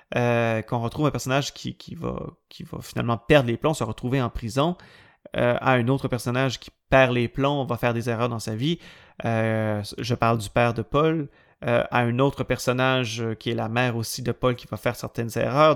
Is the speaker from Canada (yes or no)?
yes; Quebec, Canada; je suis originaire du Saguenay-Lac-Saint-Jean, à 500 km au nord de Montréal